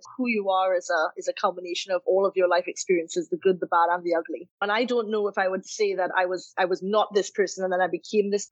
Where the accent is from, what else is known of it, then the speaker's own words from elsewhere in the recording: Trinidad & Tobago; moved away; also born or lived in United Kingdom; I grew up and born and raised in Trinidad, then educated in the UK